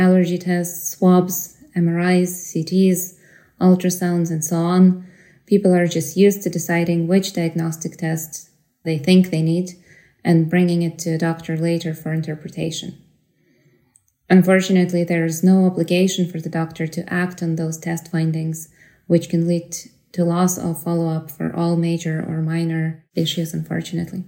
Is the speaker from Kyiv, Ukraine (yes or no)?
yes; Kyiv, Ukraine; moved away as an adult; also born or lived in Poland / Ireland; now in Tallaght, Ireland; I'm originally from Kyiv, Ukraine. I moved to Ireland 6 years ago